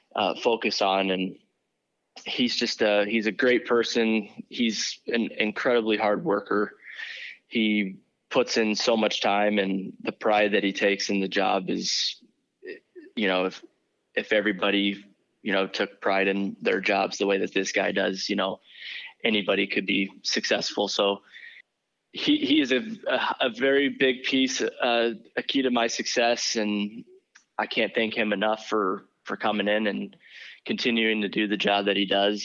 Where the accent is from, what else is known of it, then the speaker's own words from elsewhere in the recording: Bloomington, Illinois, United States; moved away as an adult; now in Syracuse, United States; I'm from Bloomington, Illinois